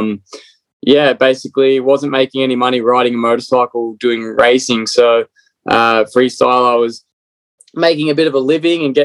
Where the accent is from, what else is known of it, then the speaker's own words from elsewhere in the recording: Australia; moved away as an adult; now in United States; Originally from Australia. So born and bred in Australia. So being here for 10 years in America.